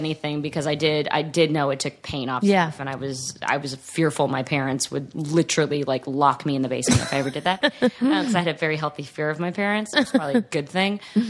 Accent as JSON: {"language": "English", "town": "Atlanta", "region": "Georgia", "country": "United States", "tie": "born or raised there", "said": "I'm from Atlanta, so – like even when I was growing up here and working and stuff as a kid, I always went back to the East Coast."}